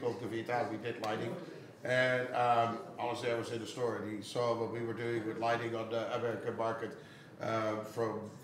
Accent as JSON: {"language": "English", "town": "Amsterdam", "region": "North Holland", "country": "Netherlands", "said": "I'm an Amsterdam local. I'm from Amsterdam."}